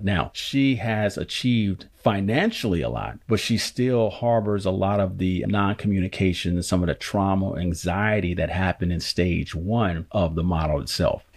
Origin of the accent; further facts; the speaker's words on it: Oakland, California, United States; born and raised in Oakland, California.